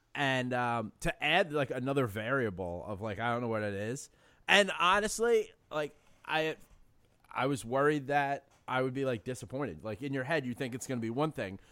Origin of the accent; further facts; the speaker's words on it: New York City, New York, United States; I grew up in the Bronx and in an area called City Island